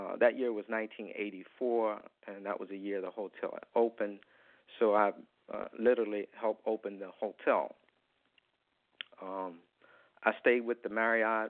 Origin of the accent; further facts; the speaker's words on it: Wilmington, North Carolina, United States; moved away as an adult; now in Washington, D.C., United States; I grew up in Wilmington